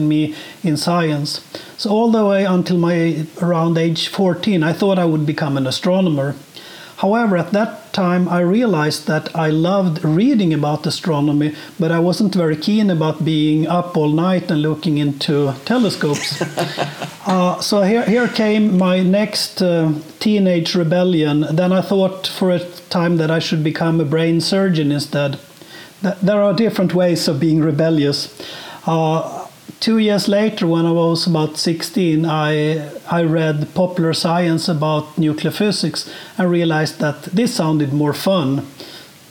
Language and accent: English; Sweden; also born or lived in Bloomington, Indiana; I was born and raised in Sweden and have lived most of my life here.